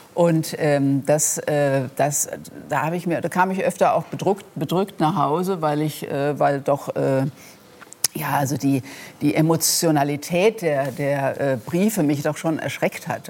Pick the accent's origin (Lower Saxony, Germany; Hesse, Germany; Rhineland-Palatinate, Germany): Rhineland-Palatinate, Germany; Rhenish Hesse; accent: Rhenish Hessian; meinem rheinhessischen Dialekt oder meiner rheinhessischen Herkunft